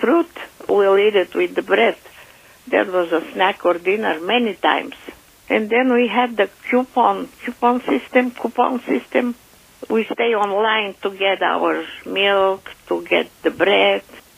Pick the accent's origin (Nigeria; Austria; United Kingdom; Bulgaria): Bulgaria; Sofia, Sofia City; moved away; I was born in Bulgaria, Sofia, in 1934